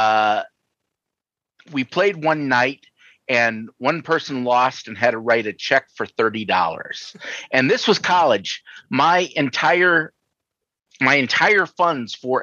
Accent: Sioux City, Iowa, United States; now in Minnesota, United States; I grew up in Iowa, in Sioux City, actually

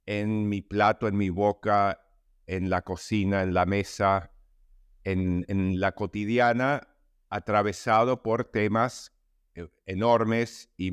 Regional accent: New York, United States; moved away as an adult; now in Argentina; nací en Argentina, donde estoy ahora, emigramos a Nueva York en el 67 a raíz de, una dictadura de honganía en Argentina y viví hasta los 30 años en Nueva York, momento en que vine, volví a la Argentina ya hace 30 años

